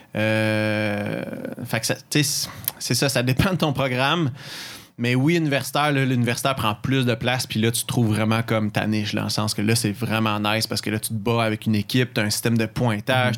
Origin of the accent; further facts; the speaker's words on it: Mont-Saint-Hilaire, Quebec, Canada; moved away as an adult; also born or lived in Sherbrooke; Saint-Hilaire, où mon patelin d'où je viens